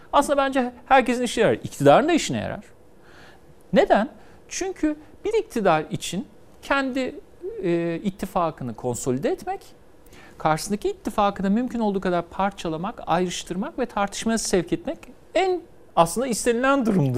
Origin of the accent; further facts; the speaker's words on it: Istanbul, Turkey; Ben İstanbul'da muhafazakarların yaşadığı bir mahallede büyüdüm.